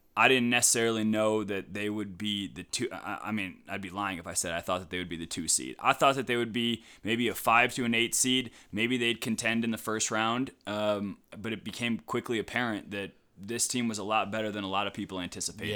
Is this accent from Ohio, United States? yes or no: yes; Cleveland, Ohio, United States; moved away as an adult; also born or lived in Madison, Wisconsin; I'm from Cleveland, so I was sorta groomed on the, on the LeBron years.